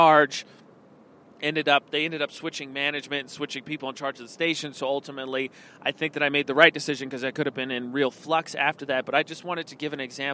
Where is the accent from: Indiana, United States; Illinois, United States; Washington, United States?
Indiana, United States; moved away as an adult; also born or lived in New Mexico; now in Utah, United States; Indiana's my home state. It's very conservative, but my hometown has a college in it